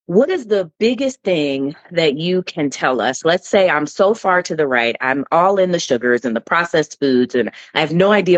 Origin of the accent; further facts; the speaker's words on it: United States; we as American people living in the United States